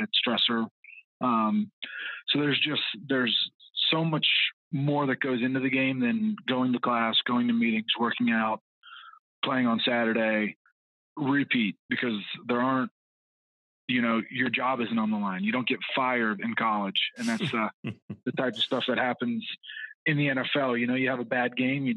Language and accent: English; Orlando, Florida, United States; moved away as an adult; also born or lived in South Carolina / Atlanta, Georgia; I was born and raised in Orlando, Florida, played my college ball at South Carolina